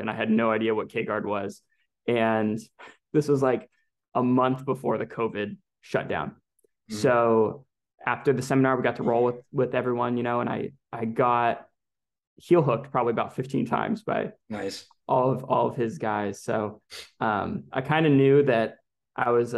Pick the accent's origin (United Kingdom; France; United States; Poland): United States; California; I'm from California originally